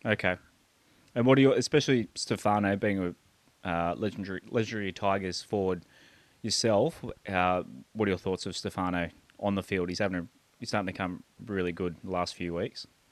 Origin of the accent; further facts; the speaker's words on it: Terrigal, New South Wales, Australia; moved away; grew up in Terrigal